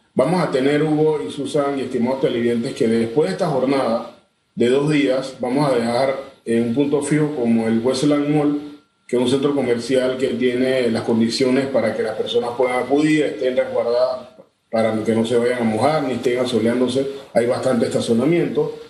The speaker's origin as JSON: {"language": "Spanish", "country": "Panama", "said": "como panameño"}